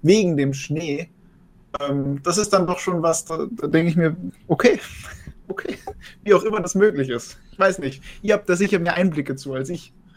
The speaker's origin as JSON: {"language": "German", "country": "Austria", "said": "als Österreicher"}